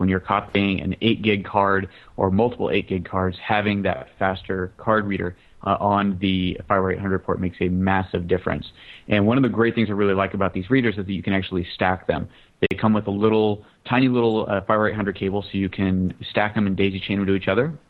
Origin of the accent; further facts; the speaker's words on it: United States; just as an American